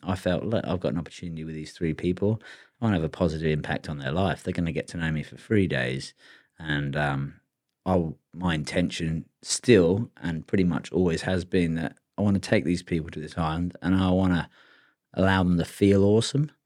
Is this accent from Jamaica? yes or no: no; England, United Kingdom; now in Australia; I got born in, you know, pretty good country. England's not that good